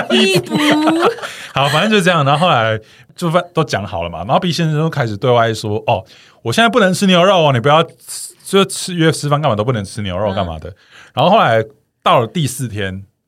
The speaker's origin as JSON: {"language": "Chinese", "region": "Changhua County", "country": "Taiwan", "said": "我们彰化那边的一个民间习俗"}